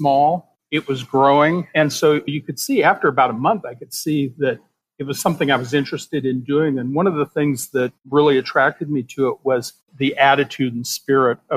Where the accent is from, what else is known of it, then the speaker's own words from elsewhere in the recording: Modesto, California, United States; moved away as an adult; also born or lived in San Francisco; I was born and raised in Modesto, California